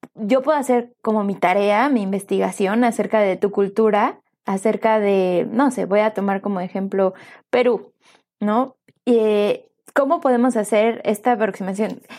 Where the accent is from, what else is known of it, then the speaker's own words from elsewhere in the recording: Mexico; Yo soy mexicana